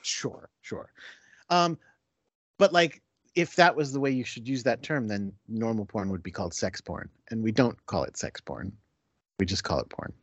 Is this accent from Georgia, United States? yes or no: no; Connecticut, United States; moved away as an adult; also born or lived in Binghamton, New York; now in New York City, United States; I was raised, uh, born and raised in Connecticut